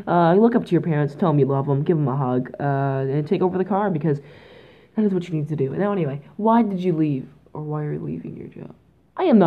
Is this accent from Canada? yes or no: yes; Canada; I'm Canadian